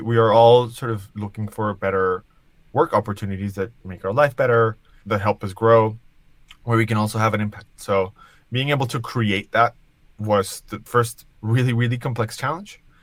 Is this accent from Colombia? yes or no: yes; Colombia; now in New York, United States; I live in New York. I was born in Colombia